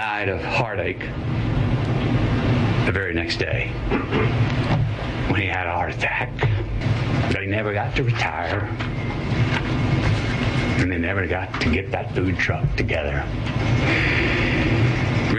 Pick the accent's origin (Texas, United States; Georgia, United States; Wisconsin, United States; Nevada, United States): Texas, United States; Uvalde; my hometown of Uvalde